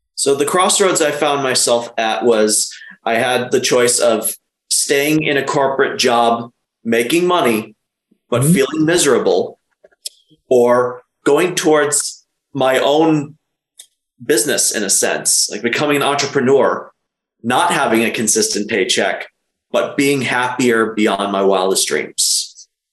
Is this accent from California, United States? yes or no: no; Illinois, United States; I was born in Illinois in the mid 80s